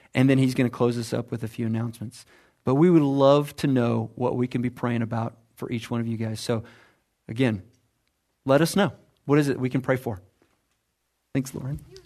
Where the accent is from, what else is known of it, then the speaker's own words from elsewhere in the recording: United States; I'm American